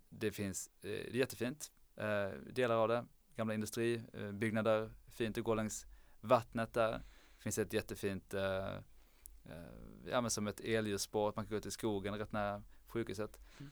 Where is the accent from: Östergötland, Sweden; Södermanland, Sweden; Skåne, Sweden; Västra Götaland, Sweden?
Skåne, Sweden; Lund; jag är från från Lund